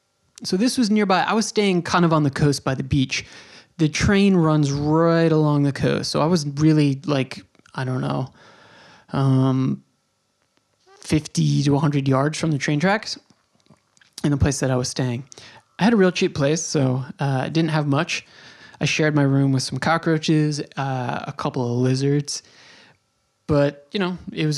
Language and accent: English; New York, United States; moved away as an adult; also born or lived in Bay Ridge, Brooklyn; I'm from New York